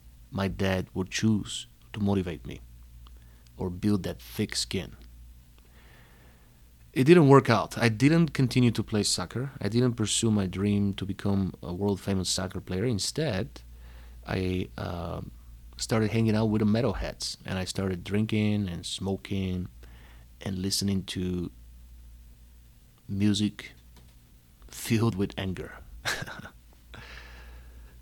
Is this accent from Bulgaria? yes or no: yes; Panagyurishte, Pazardzhik Province, Bulgaria; moved away as an adult; also born or lived in Plovdiv, Bulgaria / New York City, United States; now in Chicago, United States; I was born in Bulgaria, in the second largest city, Plovdiv. But I grew up in Panagyurishte.